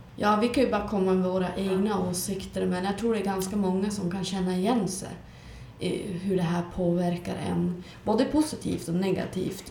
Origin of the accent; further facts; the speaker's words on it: Skellefteå, Västerbotten County, Sweden